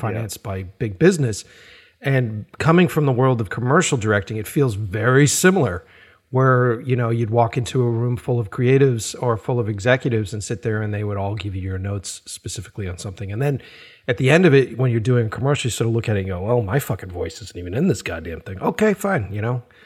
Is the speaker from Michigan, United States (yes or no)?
no; Boston, Massachusetts, United States; I grew up in Boston and, uh, stayed in, in that city